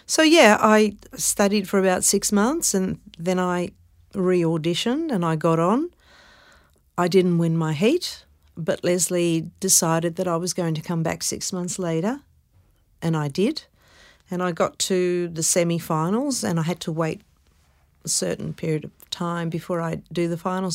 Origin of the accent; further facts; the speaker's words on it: Melbourne, Victoria, Australia; also born or lived in Carlton, Melbourne; We grew up in Brunswick, but I was born in Carlton.